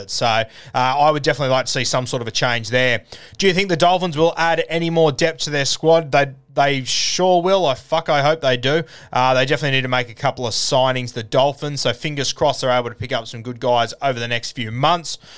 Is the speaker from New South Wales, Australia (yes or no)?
yes; Sydney, New South Wales, Australia; Uh, where did you grow up? In South Sydney, mate. Um, still live in the same area that I grew up in, sort of mascot sort of area.